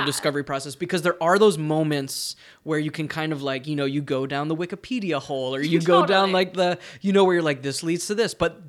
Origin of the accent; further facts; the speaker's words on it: New Jersey, United States; moved away; I'm from New Jersey